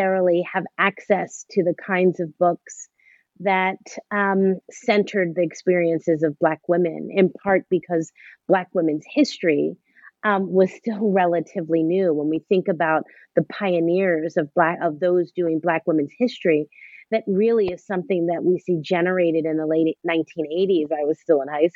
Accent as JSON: {"language": "English", "town": "Philadelphia", "region": "Pennsylvania", "country": "United States", "tie": "born or raised there", "said": "I grew up in Philadelphia. I am a Philadelphian"}